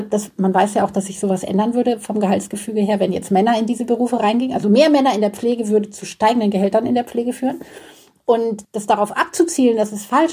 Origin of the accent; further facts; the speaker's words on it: Germany; bei uns in Deutschland